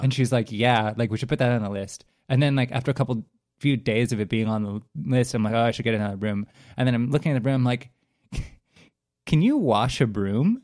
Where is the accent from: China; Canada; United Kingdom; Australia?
Canada; as a Canadian, I have a predisposition to appreciating politeness